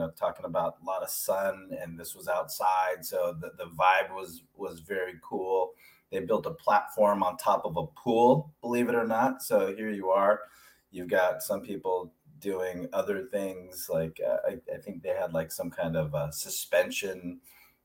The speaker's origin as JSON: {"language": "English", "town": "Alameda", "region": "California", "country": "United States", "tie": "born or raised there", "moved": "yes", "lives_now": "Atlanta, United States", "said": "I'm representing Alameda. Yeah. Got to represent my hometown."}